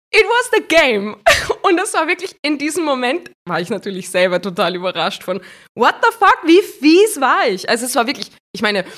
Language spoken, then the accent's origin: German; Gastein Valley, Salzburg, Austria; Im Gasteinertal ähm, mhm. im Salzburger Land